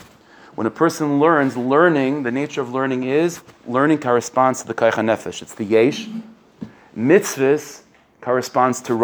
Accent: United States; being an American

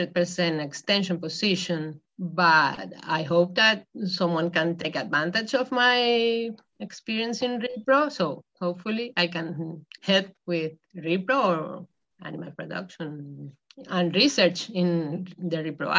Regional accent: Venezuela; English is a second language; moved away as an adult; also born or lived in Spain / Idaho, United States; now in South Dakota, United States; been here in US during 3.5 years working at the University of Idaho, but really I come from Venezuela.

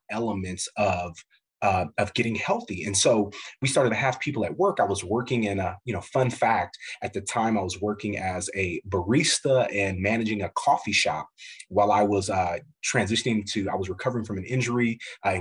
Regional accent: Midwest, United States; growing up in the Midwest, but my family's from the South, Como, Mississippi, Memphis area

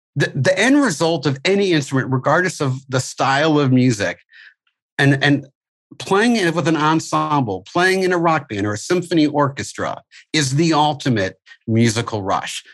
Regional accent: St. Louis, Missouri, United States; moved away; I'm originally from St. Louis, where I had my school

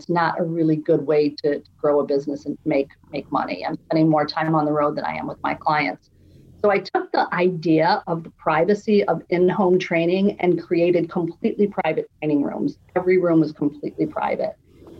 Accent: Naperville, Illinois, United States; also born or lived in San Diego; I was born in San Diego. {S1} Yay. {S2} But I've been in Chicago or a suburb outside of Chicago in Naperville for most of my life.

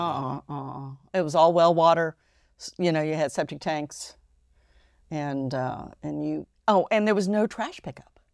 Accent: Ohio, United States; born or raised there; also born or lived in Japan

